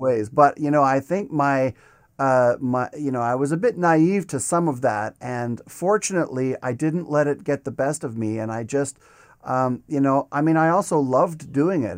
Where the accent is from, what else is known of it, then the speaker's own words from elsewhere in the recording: Regina, Saskatchewan, Canada; moved away as an adult; also born or lived in Montreal; now in Toronto, Canada; after my first year of my undergrad, I went back to Regina for that summer.